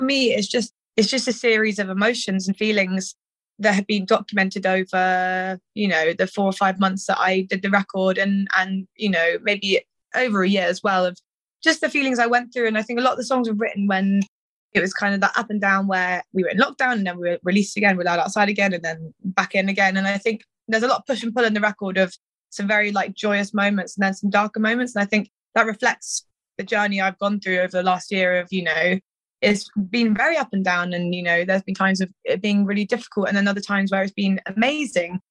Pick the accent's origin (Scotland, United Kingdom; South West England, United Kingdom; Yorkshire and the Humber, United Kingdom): South West England, United Kingdom; Cirencester; also born or lived in Stroud; I'm from bloody Cirencester